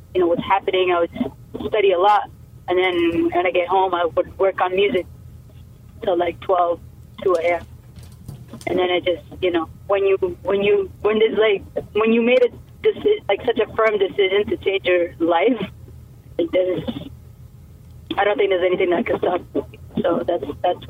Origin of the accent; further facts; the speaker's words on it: Canada; also born or lived in Ethiopia; I immigrated in Canada when I was 3, so I grew up here